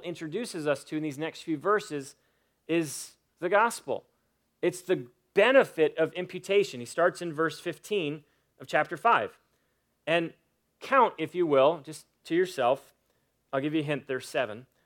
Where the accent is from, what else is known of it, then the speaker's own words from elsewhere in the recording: United States; I'm an American citizen